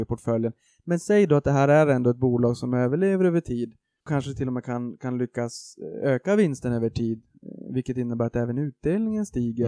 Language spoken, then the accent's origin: Swedish; Boden, Norrbotten County, Sweden; moved away; jag kommer från Boden från första början uppe i Norrbotten